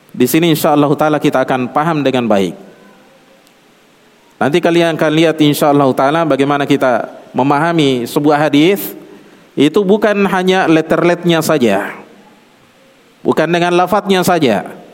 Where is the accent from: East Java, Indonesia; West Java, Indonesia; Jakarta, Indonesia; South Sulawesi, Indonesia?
South Sulawesi, Indonesia; Seperti kalau orang Bugis kebetulan saya Bugis ya.